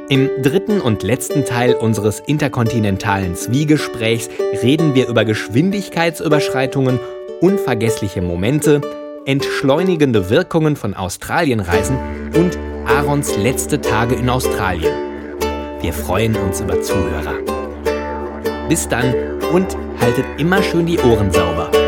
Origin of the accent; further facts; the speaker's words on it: Germany; ich komme aus Deutschland